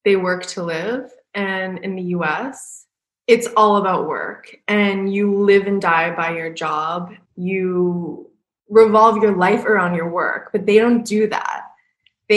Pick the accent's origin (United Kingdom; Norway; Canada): Canada; moved away as an adult; also born or lived in Vancouver / New York / Los Angeles / Paris; I'm from Canada, but I was in Vancouver.